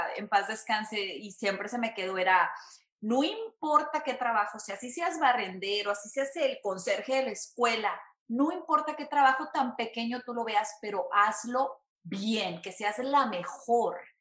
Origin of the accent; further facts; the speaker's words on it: San Luis Potosí, Mexico; moved away as an adult; now in Houston, United States; soy de México, soy de San Luis Potosí, México